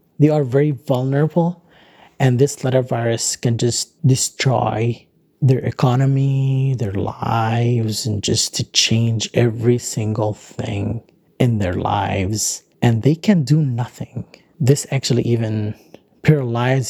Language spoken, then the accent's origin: English; Gaza, Gaza Strip, Palestine; now in Doha, Qatar; I kind of feel blockaded again, but this time I'm not blockaded in Gaza. I'm blockaded here in my dorm room in Doha.